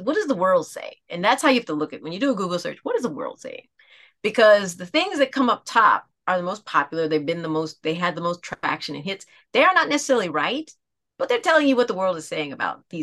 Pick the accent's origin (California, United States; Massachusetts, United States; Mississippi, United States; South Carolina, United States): South Carolina, United States; Aiken; I'm from Aiken, South Carolina